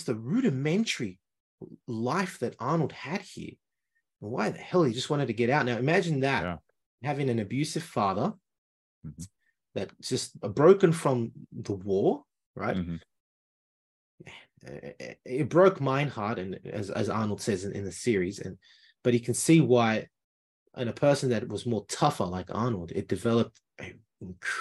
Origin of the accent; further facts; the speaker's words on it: Lima, Peru; moved away; I come from Peru, from Lima, but not the center of Lima where the rich people were. I come from 2 hours north on the base of the Andes Mountains